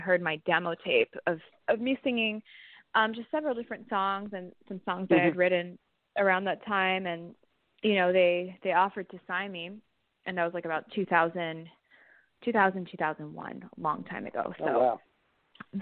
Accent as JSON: {"language": "English", "town": "Miami", "region": "Florida", "country": "United States", "tie": "born or raised there", "said": "I grew up in Miami, Florida"}